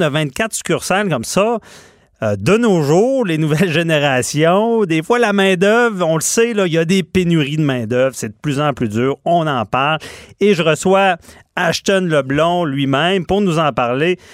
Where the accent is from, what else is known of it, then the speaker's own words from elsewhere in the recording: Quebec City, Quebec, Canada; je suis de Québec